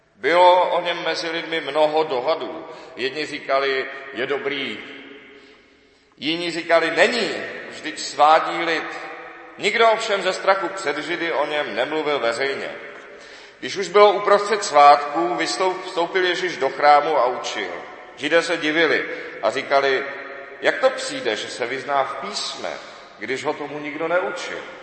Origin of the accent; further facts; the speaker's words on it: Czechia; my všichni jsme Češi, od Aše až po Jablunkov